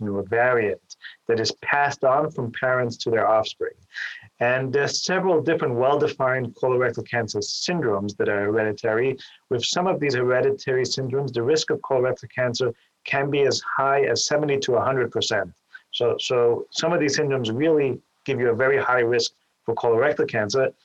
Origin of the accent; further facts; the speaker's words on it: Vienna, Austria; moved away as an adult; also born or lived in New York City, United States; now in Cleveland, United States; I'm originally from Vienna, Austria, and I came here to the Cleveland Clinic after doing my general surgery training in New York